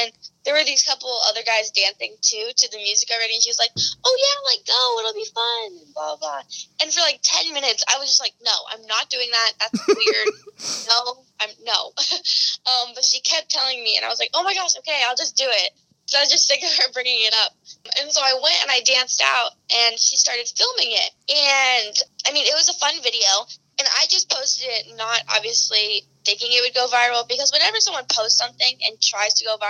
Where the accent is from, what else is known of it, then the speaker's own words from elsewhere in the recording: Colorado, United States; now in Los Angeles, United States; And I moved here 4 years ago from Colorado.